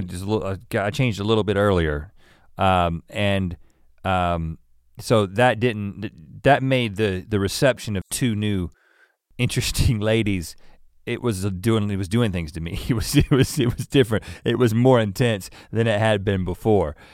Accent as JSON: {"language": "English", "region": "North Carolina", "country": "United States", "tie": "born or raised there", "also_born_or_lived": "Thousand Oaks, California", "said": "I lived in California for three years, uh, down the road in Thousand Oaks before moving to North Carolina in first grade"}